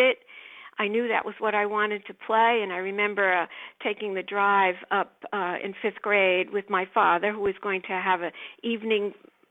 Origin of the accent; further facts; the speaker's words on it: Center Moriches, New York, United States; I did grow up on the East End, actually. I grew up in Center Moriches.